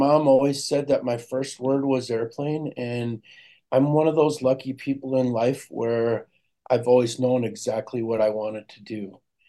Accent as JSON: {"language": "English", "country": "Germany", "tie": "born there", "said": "Well, when I was born in Germany, my father was in the Air Force at that time."}